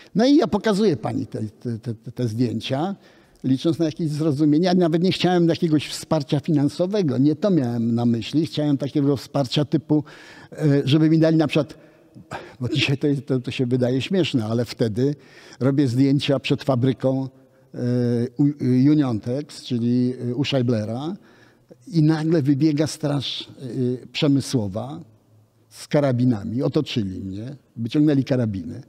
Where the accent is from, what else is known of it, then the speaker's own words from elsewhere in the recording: Łódź, Łódź Voivodeship, Poland; ja urodziłem się w Łodzi. Moja rodzina przyjechała po wojnie z Warszawy, a ja urodziłem się w Łodzi